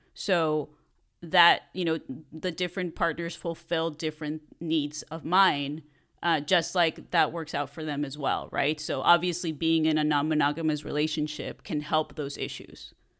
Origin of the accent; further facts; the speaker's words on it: Mexico; moved away as an adult; now in Los Angeles, United States; I grew up in Mexico and I was there until I was an adult and then I moved to the States.